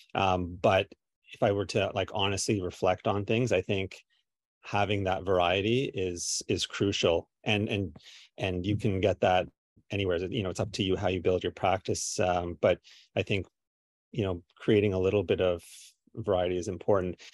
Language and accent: English; Kingston, Ontario, Canada; I'm from Kingston